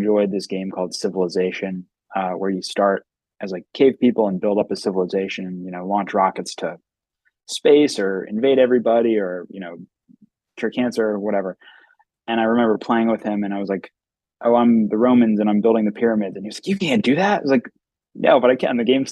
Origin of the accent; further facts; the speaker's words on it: Philadelphia, Pennsylvania, United States; moved away as an adult; now in Boston, United States; I was born in West Philadelphia. But yeah, I'm from Philadelphia. You know, I grew up in the city